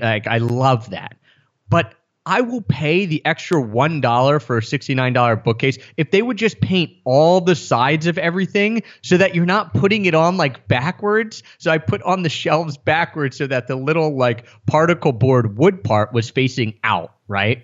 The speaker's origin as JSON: {"language": "English", "area": "outside of Philadelphia", "region": "Pennsylvania", "country": "United States", "tie": "born or raised there", "moved": "as an adult", "said": "did spend time in my hometown outside of Philadelphia"}